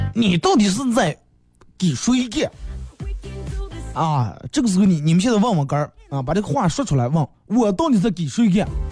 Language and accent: Chinese; Bayannur, Inner Mongolia, China; accent: Bameng dialect; 咱们这儿有句土话